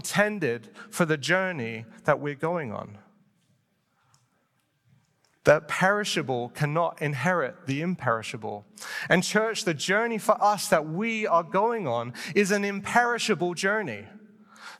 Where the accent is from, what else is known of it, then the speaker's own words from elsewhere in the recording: United Kingdom; moved away; I'm British.